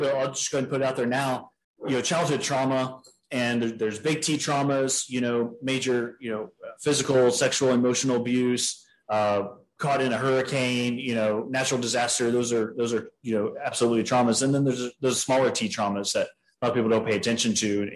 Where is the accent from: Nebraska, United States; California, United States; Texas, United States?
Texas, United States; San Antonio; I was born and raised in San Antonio, Texas